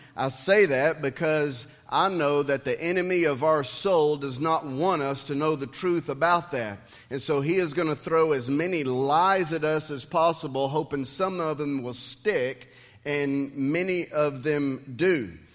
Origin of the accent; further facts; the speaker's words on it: United States; I'm a Christian who has been blessed to be able to live in the United States of America.